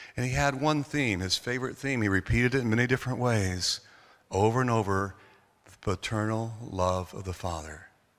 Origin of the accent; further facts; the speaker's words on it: North Carolina, United States; now in Orlando, United States; I grew up in North Carolina. I was born here in Orlando, but I grew up in North Carolina.